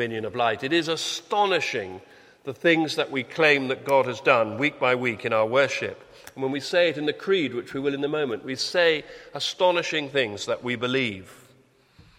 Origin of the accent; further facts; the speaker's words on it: United Kingdom; we're British